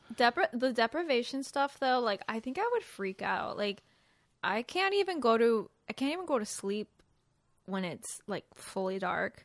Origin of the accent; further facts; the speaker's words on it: West Coast, United States; moved away; I'm from the West Coast